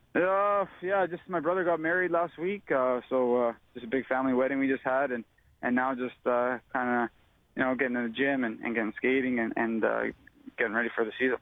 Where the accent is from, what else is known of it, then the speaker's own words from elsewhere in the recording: Canada; I'm obviously a Canadian boy